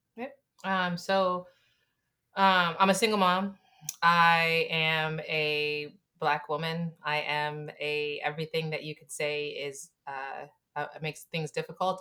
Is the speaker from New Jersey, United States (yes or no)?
yes; Camden, New Jersey, United States; I'm from Camden, right? I'm from a poor family